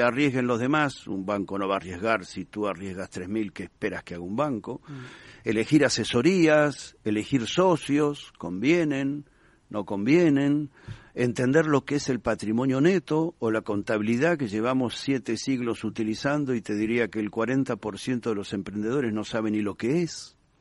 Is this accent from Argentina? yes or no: yes; Argentina; moved away as an adult; now in Spain; por el acento, te darás cuenta que no nací ni en Madrid ni en Bilbao. Eh, fui argentino, pero llevo aquí más de 25 años